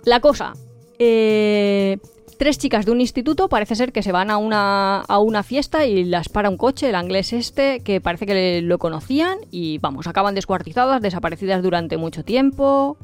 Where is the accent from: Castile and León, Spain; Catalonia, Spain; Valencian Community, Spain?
Valencian Community, Spain; Valencia; yo soy de Valencia